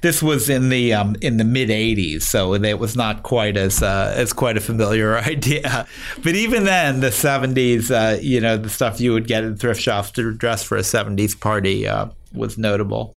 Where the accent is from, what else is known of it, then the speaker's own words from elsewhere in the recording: Chicago, Illinois, United States; I grew up in Chicago on the north side